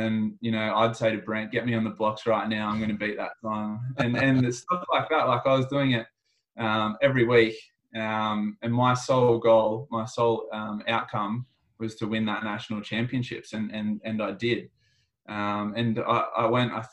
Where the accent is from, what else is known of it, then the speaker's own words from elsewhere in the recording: Australia; also born or lived in Sydney; as an Australian